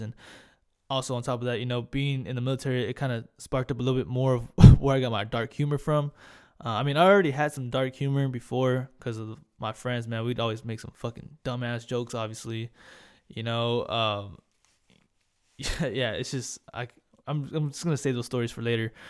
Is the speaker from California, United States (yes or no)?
no; Corpus Christi, Texas, United States; accent: Hispanic; moved away as an adult; also born or lived in Hawaii; I, I grew up in Corpus. Um, stayed there pretty much my whole life.